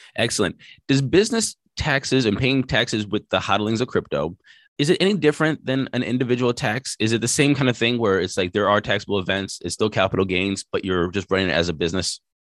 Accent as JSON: {"language": "English", "country": "United States", "said": "being an American"}